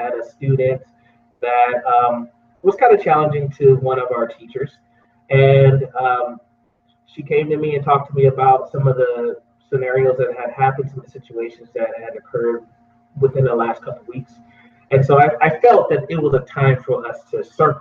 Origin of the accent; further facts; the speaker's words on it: Houston, Texas, United States; also born or lived in Oregon; now in Idaho, United States; growing up in Houston, Texas, I never thought I would end up migrating to this area